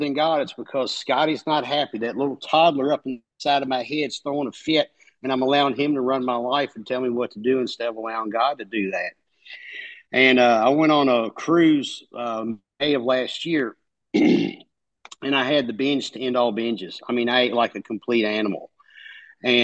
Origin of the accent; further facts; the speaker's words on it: Kentucky, United States; The accent, I'm from Kentucky